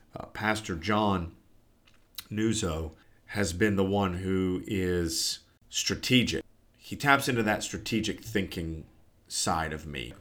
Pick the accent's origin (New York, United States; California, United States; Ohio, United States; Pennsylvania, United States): Ohio, United States; Newark; I am podcasting from the great state of Ohio and my hometown, the metropolis of Newark.